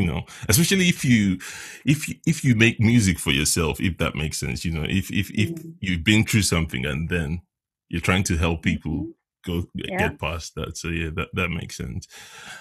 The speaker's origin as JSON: {"language": "English", "country": "Nigeria", "moved": "yes", "lives_now": "Leicester, United Kingdom", "said": "originally from Nigeria"}